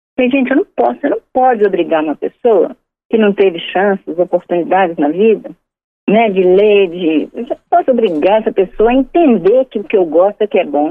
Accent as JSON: {"language": "Portuguese", "region": "Minas Gerais", "country": "Brazil", "said": "Eu sou mineira"}